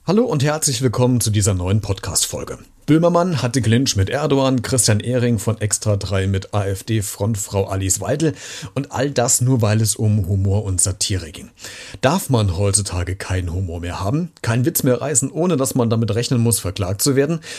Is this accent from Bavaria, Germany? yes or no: no; Central Hesse, Germany; ich als leitender Mittelhesse